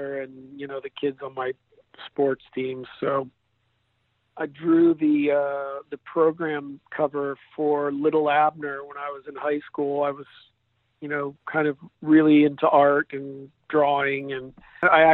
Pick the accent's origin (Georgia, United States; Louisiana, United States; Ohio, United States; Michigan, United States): Ohio, United States; Canton; moved away; also born or lived in California; I was born and raised in Canton, Ohio